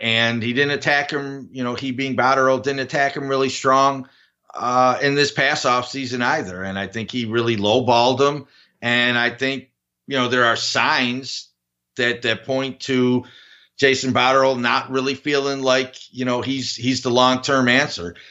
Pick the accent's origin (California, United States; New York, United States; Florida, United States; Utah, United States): New York, United States; Buffalo; my hometown team